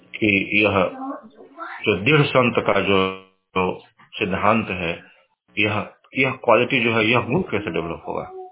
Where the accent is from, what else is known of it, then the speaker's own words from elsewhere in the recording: India; moved away as an adult; now in United States; हम और आप जैसे अमेरिका में रह रहे हैं यहाँ की सामाजिक व्यवस्था बिल्कुल अलग है हम पले बढ़े हैं भारत में